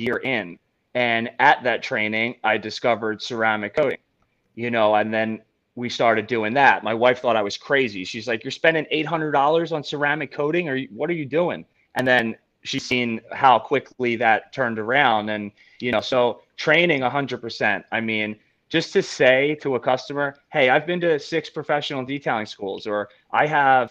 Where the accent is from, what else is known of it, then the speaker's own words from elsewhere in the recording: Philadelphia, Pennsylvania, United States; I'm from Philly